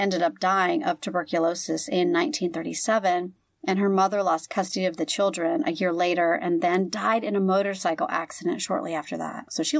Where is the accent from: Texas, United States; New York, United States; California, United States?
California, United States; San Diego; also born or lived in Sacramento, California; I was born in San Diego, and we stayed there until I was 10, and then we moved up to Sacramento. So this is like half of my childhood was Sacramento.